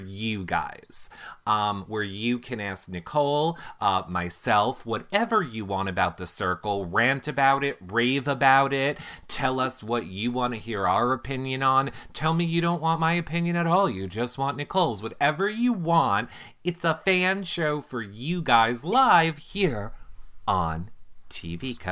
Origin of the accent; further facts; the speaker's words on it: Long Island, New York, United States; we're from Long Island